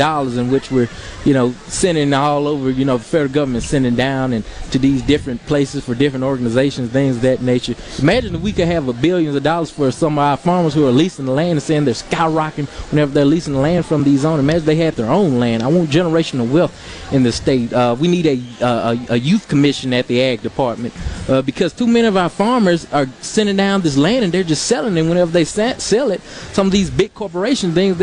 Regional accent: Ellisville, Mississippi, United States; I grew up in Jones College, which is in Ellisville, Mississippi

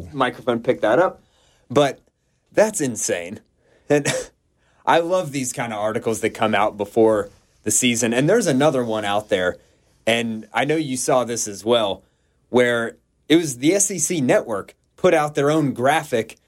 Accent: Georgia, United States; I grew up in Georgia.

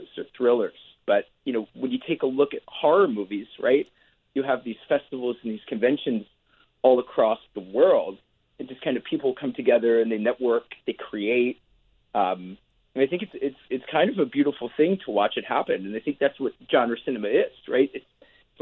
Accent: Philadelphia, Pennsylvania, United States; where I grew up in Philadelphia, Pennsylvania

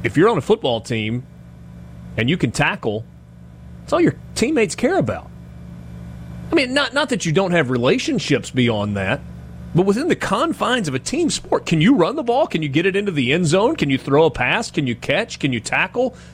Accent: Oxford, Mississippi, United States; I grew up here in Oxford. I went to Oxford High School

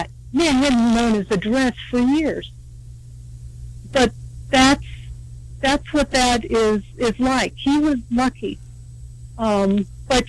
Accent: California, United States; moved away; I'm from California

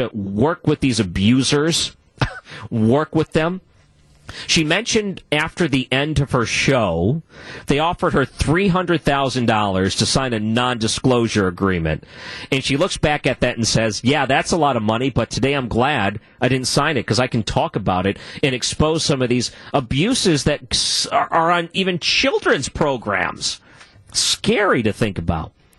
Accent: Michigan, United States; I was born in Michigan

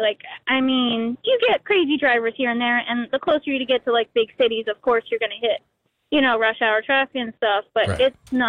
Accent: New Jersey, United States; now in Pennsylvania, United States; we used to live in Jersey. I'm from New Jersey.

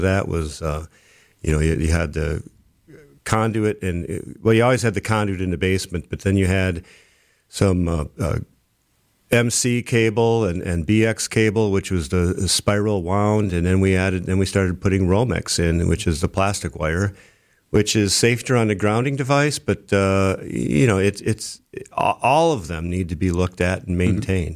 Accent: Brookfield, Wisconsin, United States; also born or lived in Milwaukee; I grew up in Brookfield, and then I, I moved into the city

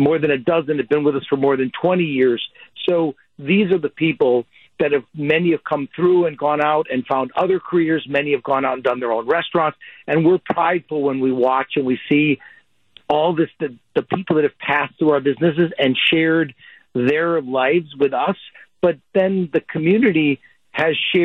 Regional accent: Wauwatosa, Wisconsin, United States; The table that Maria and Joe and Felicia and I grew up at in Wauwatosa

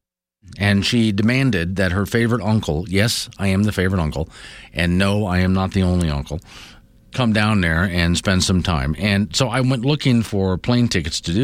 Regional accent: Sanibel/Captiva, Florida, United States; now in Wyoming, United States; we grew up on San Miguel Captiva

